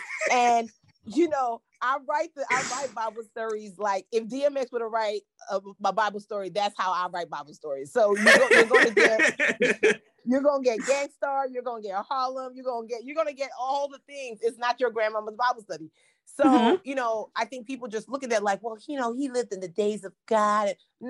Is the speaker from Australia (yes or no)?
no; Nigeria; And I know it sounds crazy because being Nigerian is what got me to success.